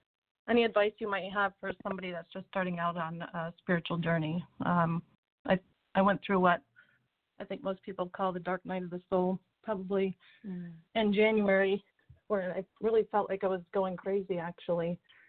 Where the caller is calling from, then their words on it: Land O'Lakes, Florida, United States; I'm from Land O'Lakes, Florida.